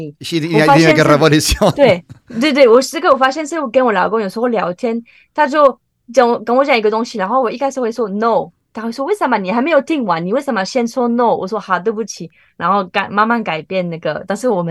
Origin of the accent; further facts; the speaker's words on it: France; Chinese is a second language; 大部分台湾人不能接受咸的豆子，都是甜，对不对？红豆、绿豆。可是我们法国人，应该土耳其也有。